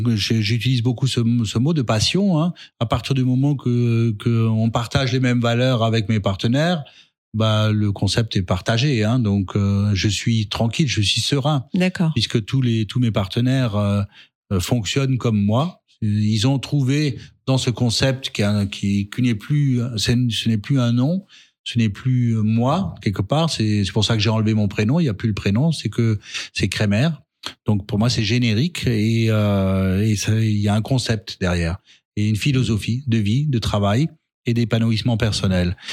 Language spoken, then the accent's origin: French; Alsace, Grand Est, France; also born or lived in Strasbourg; je suis strasbourgeois j'aime Strasbourg j'aime ma culture j'aime mes racines puisque je suis de Athènes et je vais encore régulièrement voir ma mère dans mon village à Athènes